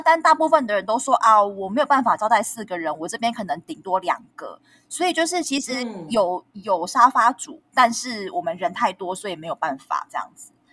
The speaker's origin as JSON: {"language": "Chinese", "country": "Taiwan", "said": "对我们台湾人来说，当我们身在北欧的时候"}